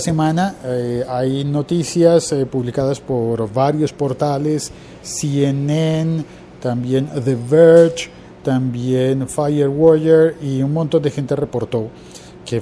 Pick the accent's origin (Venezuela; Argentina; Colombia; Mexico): Colombia